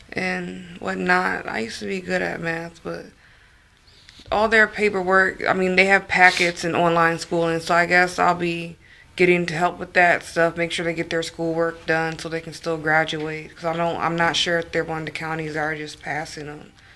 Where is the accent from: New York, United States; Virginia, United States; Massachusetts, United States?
Virginia, United States; Northern; I'm from Northern Virginia